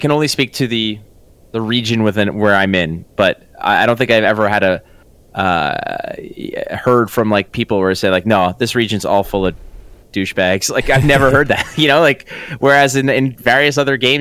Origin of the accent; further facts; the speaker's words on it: Montreal, Quebec, Canada; moved away as an adult; now in Toronto, Canada; we're both from Montreal